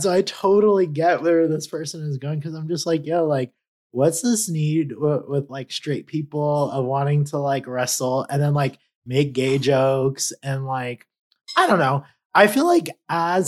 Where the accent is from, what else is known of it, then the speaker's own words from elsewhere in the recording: California, United States; I'm Californian